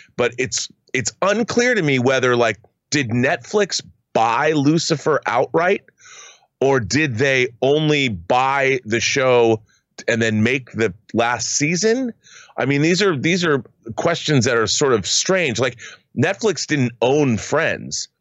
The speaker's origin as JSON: {"language": "English", "region": "Washington", "country": "United States", "tie": "born or raised there", "said": "in Washington State, in my home state"}